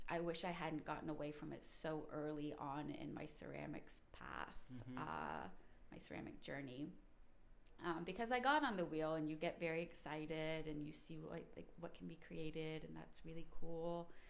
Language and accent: English; Brandon, Mississippi, United States; moved away as an adult; now in Cincinnati, United States; I was born in Brandon, Mississippi, which is right outside of Jackson